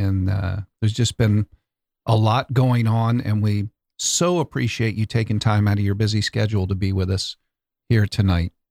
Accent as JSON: {"language": "English", "town": "Boca Raton", "region": "Florida", "country": "United States", "said": "that's where I'm from, my old stomping grounds"}